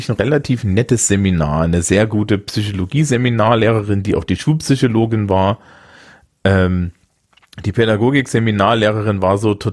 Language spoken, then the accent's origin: German; Thuringia, Germany; Und als Thüringer fühl, fühlte ich mich hier aber auch wohl